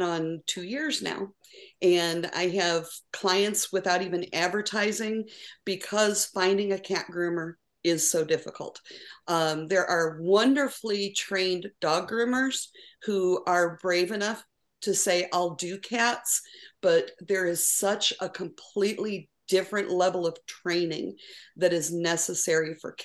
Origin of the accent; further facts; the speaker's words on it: Cleveland, Ohio, United States; moved away as an adult; now in Houston, United States; I'm originally from the Cleveland, Ohio area